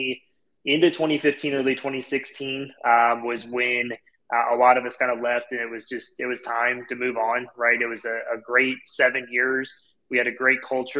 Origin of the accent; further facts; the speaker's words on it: St. Louis, Missouri, United States; I'm born and raised here in St. Louis.